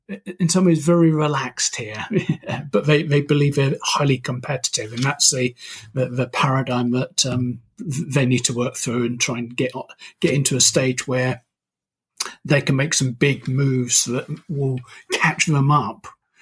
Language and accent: English; United Kingdom; now in Toronto, California, United States; That's right. I'm very British.